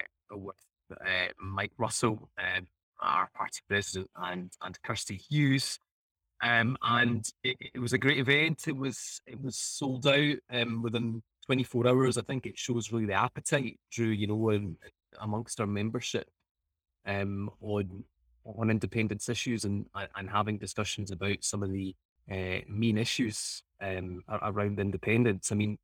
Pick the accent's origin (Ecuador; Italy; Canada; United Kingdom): Italy; born there; moved away; I was born in Italy and then I moved here in the 90s.